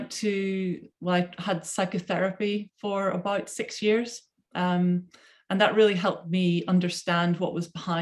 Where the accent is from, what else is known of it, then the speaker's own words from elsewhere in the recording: Belfast, Northern Ireland, United Kingdom; now in Surrey, United Kingdom; I came from Belfast, Northern Ireland